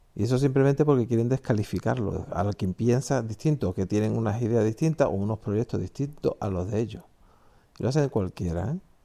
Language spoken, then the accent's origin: Spanish; Spain; mi país, España